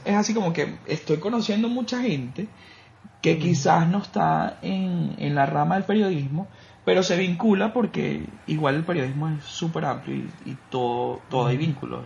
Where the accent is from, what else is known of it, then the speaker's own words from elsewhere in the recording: Caracas, Capital District, Venezuela; now in Costa Rica; yo vengo de Caracas